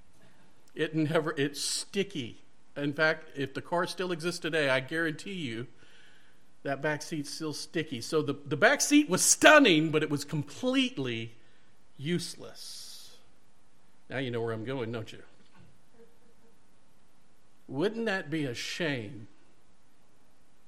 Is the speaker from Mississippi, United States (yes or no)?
yes; Mississippi, United States; also born or lived in Ocean Way; I'm from Ocean Way and raised in Mississippi